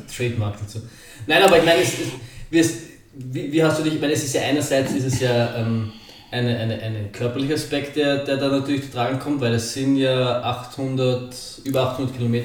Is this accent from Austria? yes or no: yes; Austria; bei uns in Burgersdorf